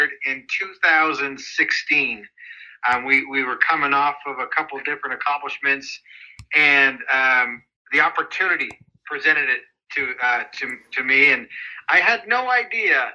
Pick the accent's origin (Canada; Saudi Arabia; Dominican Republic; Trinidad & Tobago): Canada; Calgary, Alberta; moved away as an adult; now in United States; I'm actually originally from Calgary, Alberta, Canada